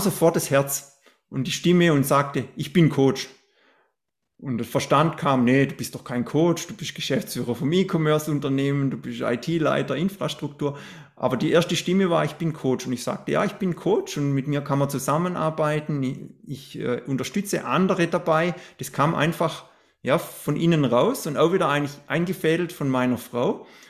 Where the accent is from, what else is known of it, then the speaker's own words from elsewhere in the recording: Black Forest, Baden-Württemberg, Germany; ich bin ja im Schwarzwald aufgewachsen. Ich wohne ja immer noch in, im Schwarzwald